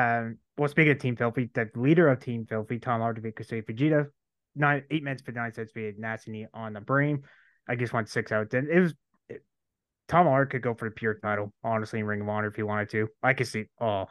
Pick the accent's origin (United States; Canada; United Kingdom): Canada; I'm Canadian. I don't celebrate 4th of July.